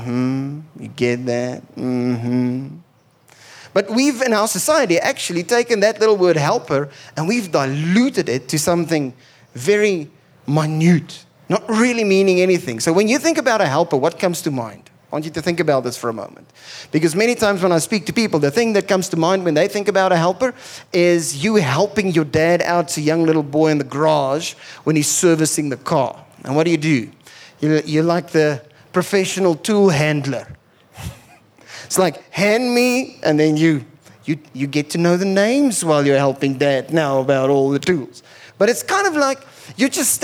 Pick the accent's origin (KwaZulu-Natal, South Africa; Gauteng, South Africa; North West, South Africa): Gauteng, South Africa; Pretoria; I grew up in Pretoria